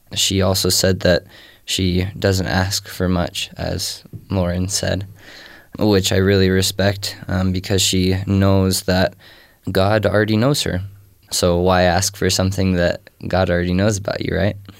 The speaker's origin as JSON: {"language": "English", "region": "Texas", "country": "United States", "tie": "born or raised there", "moved": "yes", "said": "I was raised in Texas"}